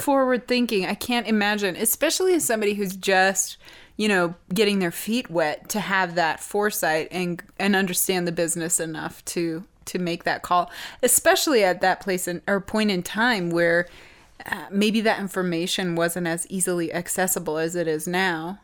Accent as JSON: {"language": "English", "country": "United States", "said": "as an American"}